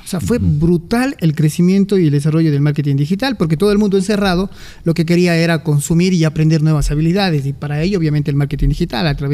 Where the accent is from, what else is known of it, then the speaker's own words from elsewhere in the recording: Cuenca, Azuay, Ecuador; Como somos los cuencanos, ¿no?